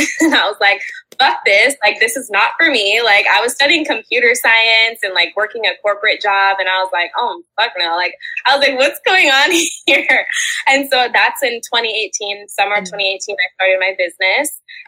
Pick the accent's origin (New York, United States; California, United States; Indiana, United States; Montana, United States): Indiana, United States; also born or lived in Fishers, Indiana / Zionsville, Indiana; Originally from Indiana.